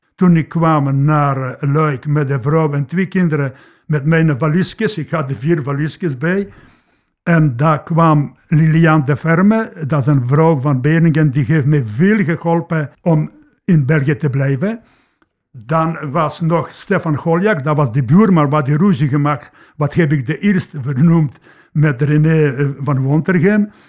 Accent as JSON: {"language": "Dutch", "country": "Poland", "tie": "born or raised there", "second_language": "Dutch", "moved": "as an adult", "lives_now": "Leopoldsburg, Belgium", "said": "ik ben geboren in Polen, tot 31 jaar heb ik daar gewoond."}